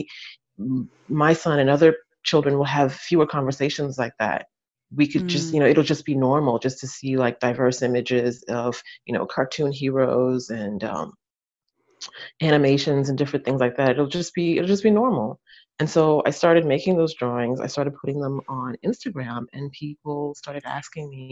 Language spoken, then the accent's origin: English; United States; moved away as an adult; now in France; I'm American, but I live in France. I've been here for about 13 years now.